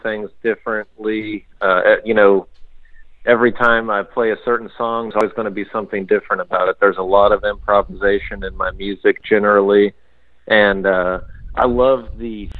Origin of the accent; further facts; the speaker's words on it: United States; I'm American